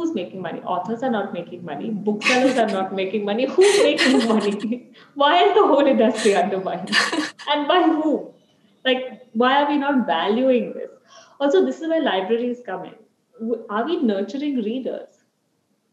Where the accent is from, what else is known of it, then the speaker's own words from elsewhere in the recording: Mumbai, Maharashtra, India; now in Bangalore, India; I grew up in Bombay, and whenever I visit my family in Bombay